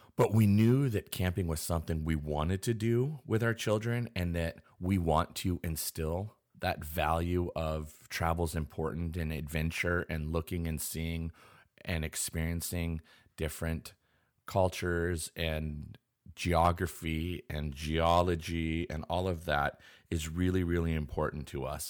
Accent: Pacific Northwest, United States; I am born and raised in the Pacific Northwest

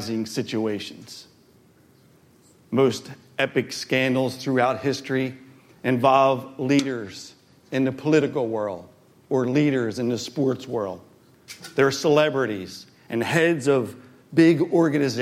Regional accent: Philadelphia, Pennsylvania, United States; I'm from Philadelphia

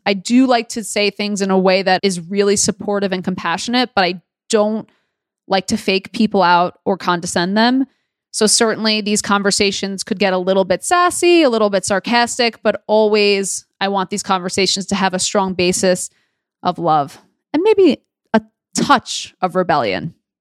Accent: New York City, New York, United States; I was born and raised in Queens, New York, a borough girl

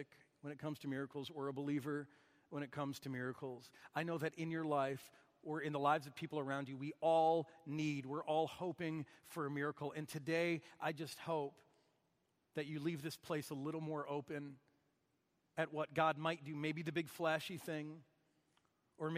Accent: Michigan, United States; moved away; someone I grew up with back in Michigan

